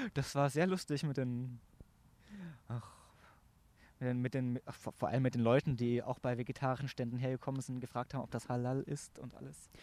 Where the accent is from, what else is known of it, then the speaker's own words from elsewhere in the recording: Augsburg, Bavaria, Germany; moved away as an adult; now in Munich, Germany; ich komme ursprünglich aus Augsburg, aus dem Stamm Lechhausen, Stamm Livingston in Lechhausen